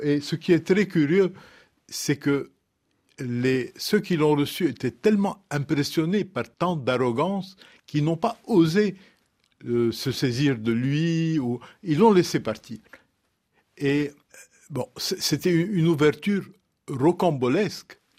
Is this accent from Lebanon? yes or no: yes; Lebanon; je viens du Liban, j'ai grandi dans une société où il y a des communautés religieuses